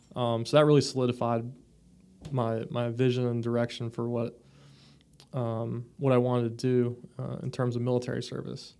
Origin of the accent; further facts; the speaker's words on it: Florida, United States; also born or lived in Michigan; I grew up in Florida. I was born in Michigan